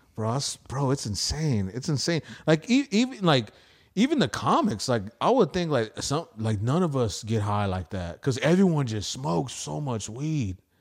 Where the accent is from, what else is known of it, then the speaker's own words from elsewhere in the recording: United States; I'm American